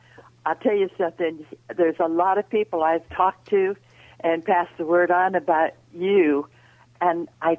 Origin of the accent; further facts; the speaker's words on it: Los Angeles, California, United States; I'm here. I was born here in California.